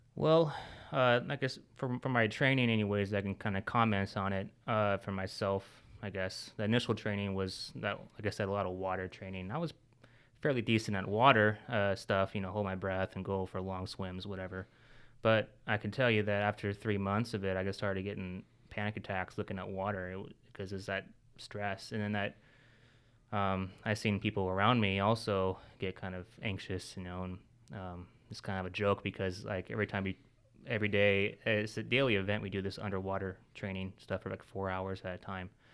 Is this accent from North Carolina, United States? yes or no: no; Washington, United States; moved away as an adult; also born or lived in Florida; I'm from Washington, and so I had no family, no, no friends